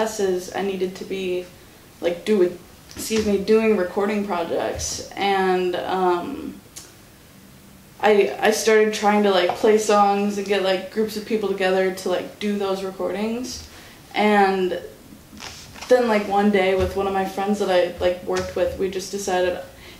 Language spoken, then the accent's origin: English; Racine, Wisconsin, United States; also born or lived in Muskego, Wisconsin / Whitewater, Wisconsin; I grew up in Racine, and then I went to high school in Muskego